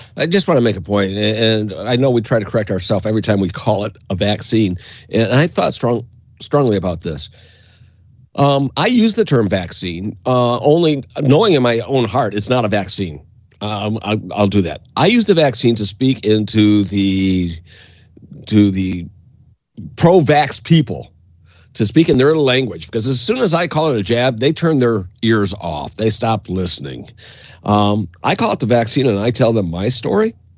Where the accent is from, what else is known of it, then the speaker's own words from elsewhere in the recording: Windsor, Ontario, Canada; I grew up in Canada, and uh, when uh, my dad moved us over to Canada in 1971